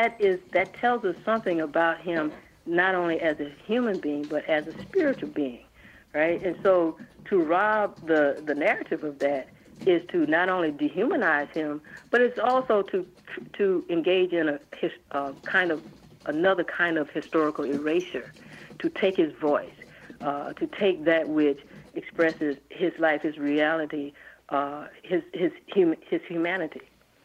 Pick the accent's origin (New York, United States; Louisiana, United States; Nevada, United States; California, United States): Louisiana, United States; Baton Rouge; also born or lived in New Orleans; Oh, I'm from Louisiana. I'm not Cajun, but I'm born in New Orleans and reared in Baton Rouge.